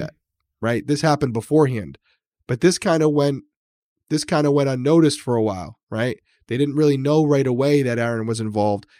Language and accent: English; Massachusetts, United States; also born or lived in Rhode Island / Connecticut; I grew up in Massachusetts and Rhode Island